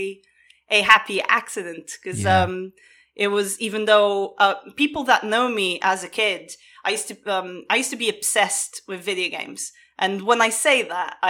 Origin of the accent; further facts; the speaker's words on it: Portugal; I grew up in Portugal